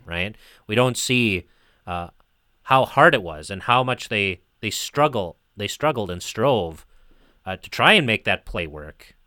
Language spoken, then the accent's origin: English; United States; where I grew up in the United States